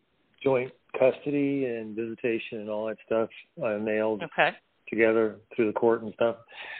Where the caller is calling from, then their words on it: North Carolina, United States; Yeah, this is …. I'm in the mountains of North Carolina.